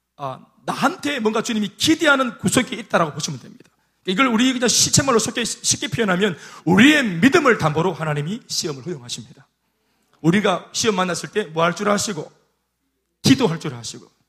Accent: South Korea; 제가 동천 출신 아닙니까? 동천 출신. 그 촌에서 막 도마뱀 잡아가 군기 짜라가 막 꾸벅꾸벅 하는 제가

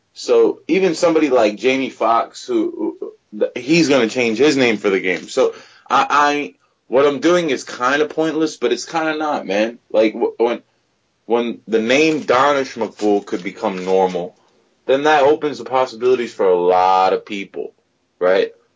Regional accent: United States; also born or lived in New Jersey; I'm a Pakistani dude that grew up in America, and I'm very American

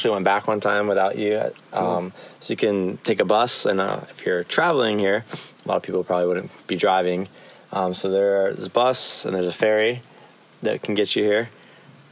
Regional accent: United States; now in Japan; As an American

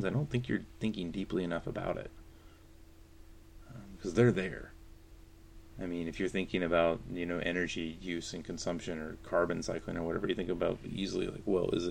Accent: North Carolina, United States; I'm from North Carolina

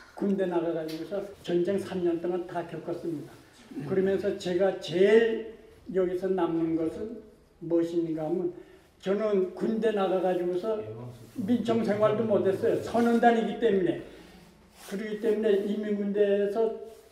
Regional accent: Kusong, North Pyongan, North Korea; moved away as an adult; also born or lived in Pakchon; now in South Korea; 평안북도 구성입니다. 태어나기는 박천에서 태어났는데 크기를 그 저 구성에 가서

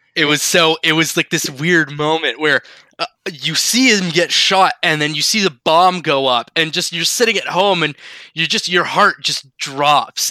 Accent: Canada; We are we're Canadian.

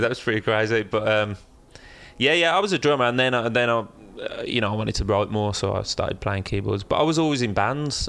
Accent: Birmingham, West Midlands, United Kingdom; moved away as an adult; now in London, United Kingdom; leaving my hometown of Birmingham and moving to London

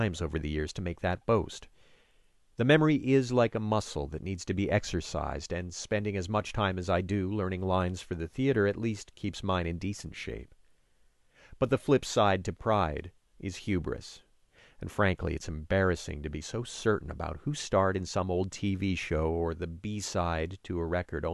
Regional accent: Saint-Jean-sur-Richelieu, Quebec, Canada; my hometown of Saint-Jean-sur-Richelieu

